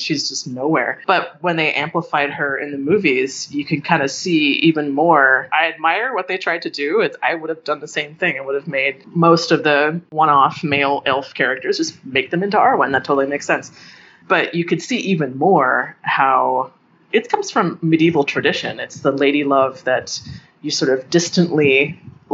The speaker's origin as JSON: {"language": "English", "town": "Boulder", "region": "Colorado", "country": "United States", "tie": "born or raised there", "said": "I was poor growing up in Boulder"}